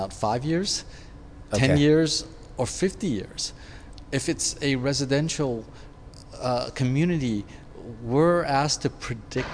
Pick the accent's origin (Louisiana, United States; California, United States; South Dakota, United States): California, United States; San Francisco; I grew up in San Francisco.